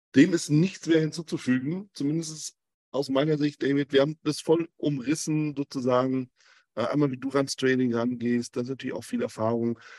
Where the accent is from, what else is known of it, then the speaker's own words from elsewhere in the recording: Germany; ich bin aus Deutschland